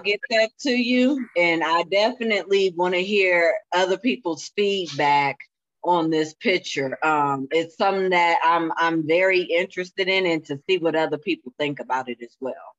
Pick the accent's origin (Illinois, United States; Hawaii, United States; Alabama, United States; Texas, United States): Illinois, United States; Springfield; I'm from Springfield, okay? I'm about three hours south of Chicago